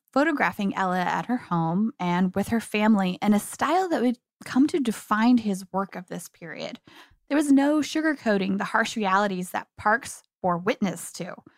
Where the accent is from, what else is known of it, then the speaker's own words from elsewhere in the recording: Kansas, United States; I grew up in Kansas myself.